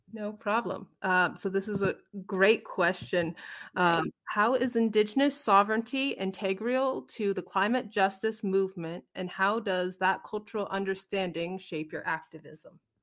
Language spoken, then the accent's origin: English; United States; I am from the Omaha Tribe of Nebraska in Iowa.